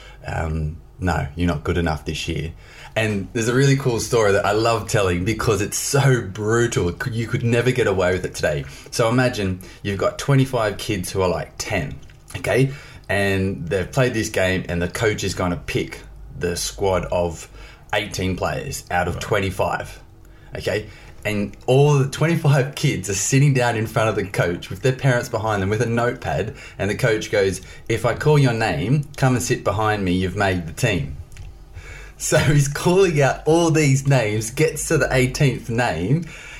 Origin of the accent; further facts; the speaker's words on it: Australia; moved away; I grew up in Australia in a small country town